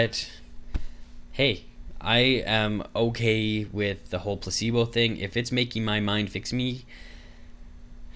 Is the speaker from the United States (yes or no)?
no; Canada; I'm Canadian